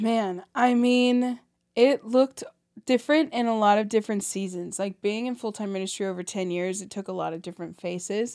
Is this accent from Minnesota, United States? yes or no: no; St. Louis, Missouri, United States; also born or lived in Burbank, California; I grew up in Saint Louis